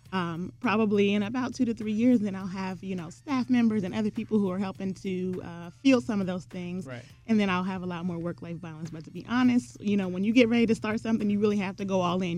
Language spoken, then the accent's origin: English; Columbus, Ohio, United States; I grew up in the North Linden area here in Columbus, Ohio.